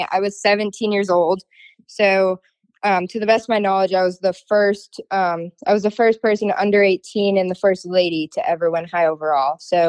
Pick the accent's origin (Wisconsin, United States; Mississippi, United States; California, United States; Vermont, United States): Vermont, United States; now in Florida, United States; So I'm originally from Vermont. My dad, now I live down in Florida